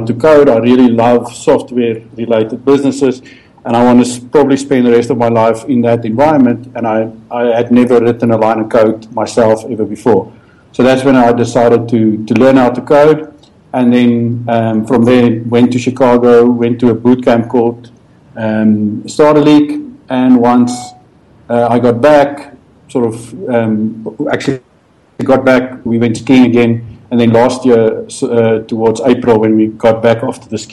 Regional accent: Pretoria, Gauteng, South Africa; I was born and bred in Pretoria

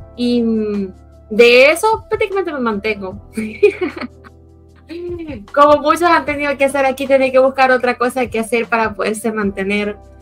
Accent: Maracaibo, Zulia, Venezuela; yo soy de Venezuela, vivo en una ciudad que se llama Maracaibo

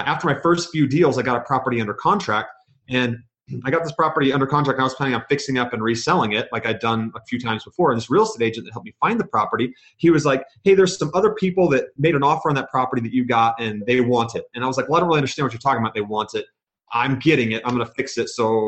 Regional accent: Georgia, United States; born there; also born or lived in Virginia / New York / Kansas / Germany; now in Utah, United States; I'm an Army brat. So I was born in Georgia. I've lived in Virginia.

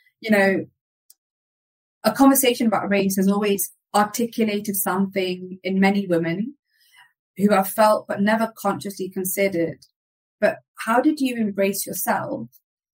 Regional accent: United Kingdom; now in Spain; I'm British Indian

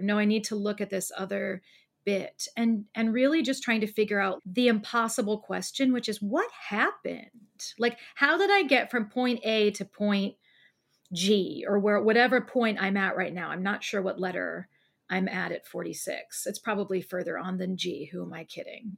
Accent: Columbus, Ohio, United States; living here where I live now in Columbus, Ohio, in my hometown.

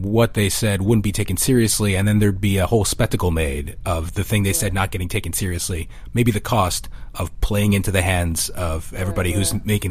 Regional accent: New York area, United States; I grew up in the New York area

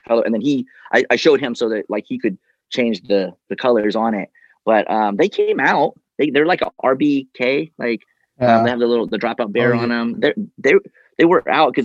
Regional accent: the Bay Area, California, United States; I'm from the Bay

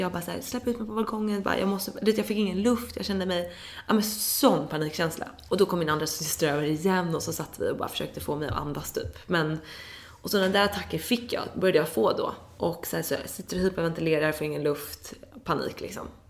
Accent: Dalarö, Stockholm County, Sweden; also born or lived in London; jag är uppvuxen på Dalarö

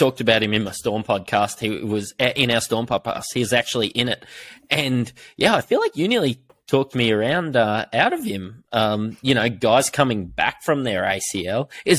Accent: New Zealand; But being a Kiwi, yeah, I've got to take that into account, and that's worth more than $5,000 to me.

